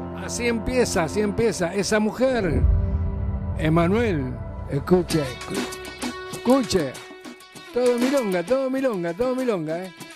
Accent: Mendoza, Argentina; moved away; son de Mendoza, allá de mi tierra

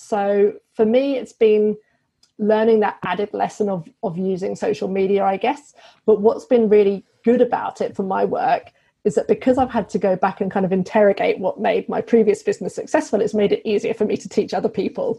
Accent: United Kingdom; moved away as an adult; now in Australia; I'm British, obviously. so, we came over to Australia in 2017

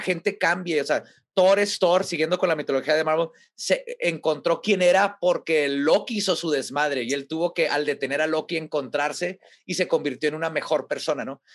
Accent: Mexico; somos mexicanos. Como mexicanos

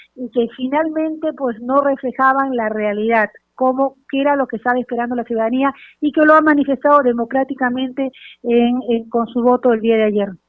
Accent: Peru; como peruana

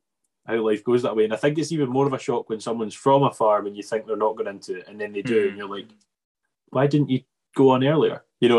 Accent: Arran, Scotland, United Kingdom; also born or lived in Ayrshire; we're from Arran, which is heavily beef and sheep. There's dairy, but it's beef and sheep.

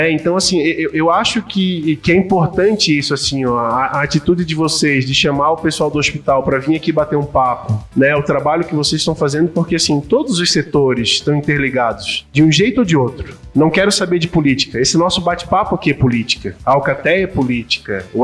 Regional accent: Florianópolis, Santa Catarina, Brazil; now in Caçador, Brazil; É, eu sou natural de Florianópolis e agora eu sou cidadão caçador caçadorense, eu tô aqui quatro anos

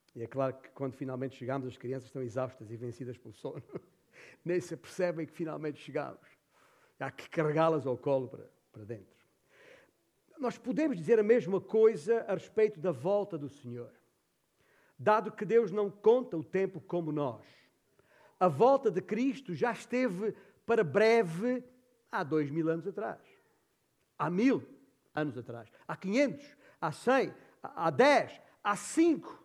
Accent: Alentejo, Portugal; moved away; esta é a terra onde eu nasci. Uh, é a terra do papá.

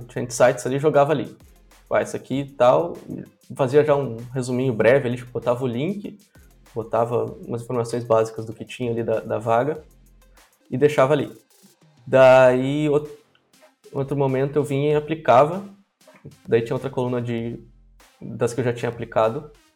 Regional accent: Brazil; Nunca saí do Brasil

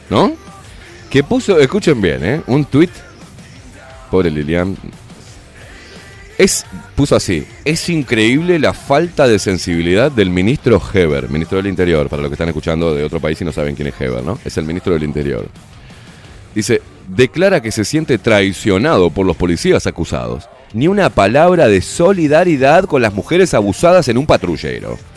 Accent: Uruguay

